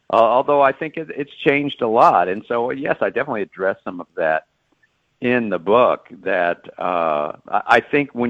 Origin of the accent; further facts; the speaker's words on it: Dallas, Texas, United States; moved away as an adult; now in Baltimore, United States; I am a Texan, born and raised in Dallas.